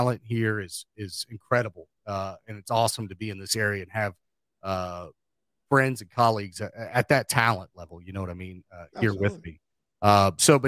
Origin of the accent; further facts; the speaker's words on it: Cincinnati, Ohio, United States; now in Charleston, West Virginia, United States; I'm from Ohio and I am from Cincinnati